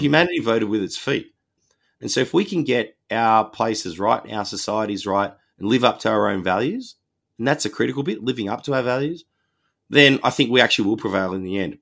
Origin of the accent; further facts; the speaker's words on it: Wollongong, New South Wales, Australia; my hometown Wollongong